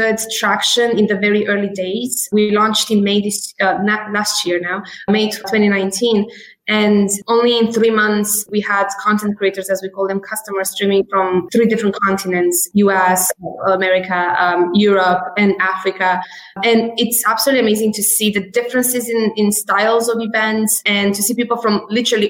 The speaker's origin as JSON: {"language": "English", "region": "London", "country": "United Kingdom", "tie": "born or raised there", "also_born_or_lived": "Romania", "moved": "as an adult", "lives_now": "Boston, United States", "said": "I'm actually Romanian as pure origin. And I grew up in London."}